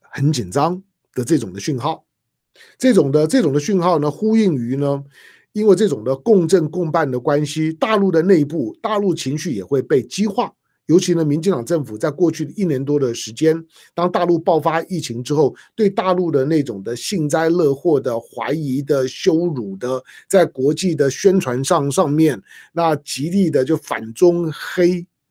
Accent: Taiwan; 我作为一个台湾土生土长的中国人

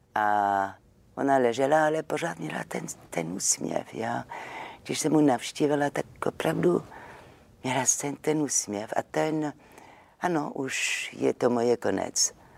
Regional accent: Marseille, Provence-Alpes-Côte d'Azur, France; Czech is a second language; moved away as an adult; now in Czech Republic; já jsem jako z Marseille, tak my jsme takové temperamentní

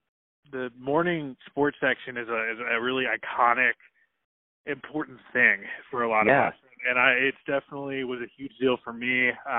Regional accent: Portland, Oregon, United States; I grew up in Portland, Oregon, and was a diehard Blazers fan

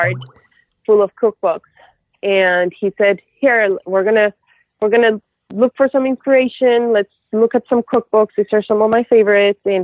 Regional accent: Colombia; moved away; also born or lived in Houston; I'm from Colombia originally

